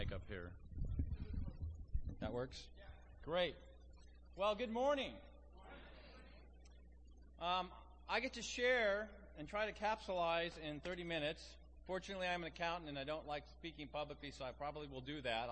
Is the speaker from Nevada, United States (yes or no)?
yes; Las Vegas, Nevada, United States; also born or lived in Phoenix; now in Los Angeles, United States; I'm from Las Vegas